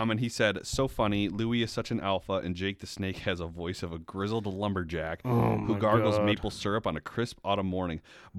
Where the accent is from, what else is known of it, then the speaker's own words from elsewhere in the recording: Texas, United States; Texas, we're from Texas.